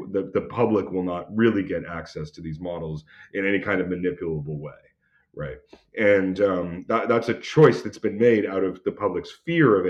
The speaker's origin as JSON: {"language": "English", "region": "Alberta", "country": "Canada", "said": "I'm from Alberta"}